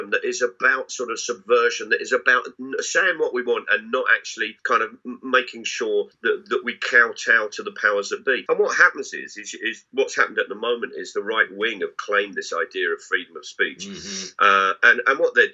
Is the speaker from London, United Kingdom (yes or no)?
yes; London, United Kingdom; What I loved about growing up in South London was there's a sense of freedom there